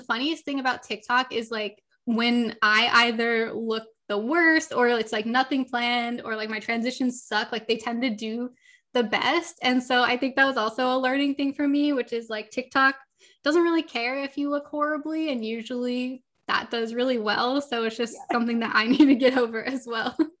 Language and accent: English; Los Angeles, California, United States; I grew up, I was born and raised in Southern California, Los Angeles, never left here